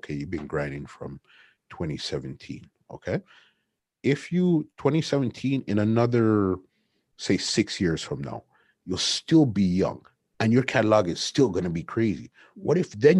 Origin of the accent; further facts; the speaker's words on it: Canada; us being from Canada